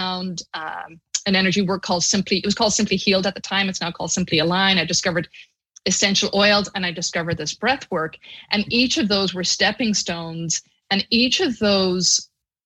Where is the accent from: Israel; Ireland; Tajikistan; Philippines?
Ireland; moved away as an adult; now in United States; I grew up in Catholic Ireland, and I was there till I was 22